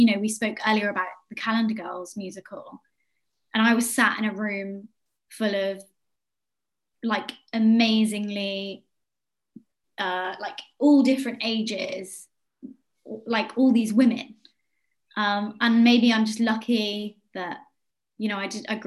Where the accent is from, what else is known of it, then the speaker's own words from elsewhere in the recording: Yeovil, South West England, United Kingdom; moved away; Yeovil, which is my hometown